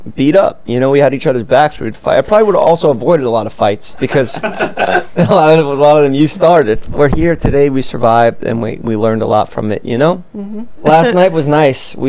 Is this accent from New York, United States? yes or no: yes; New York City, New York, United States; I was born in Staten Island first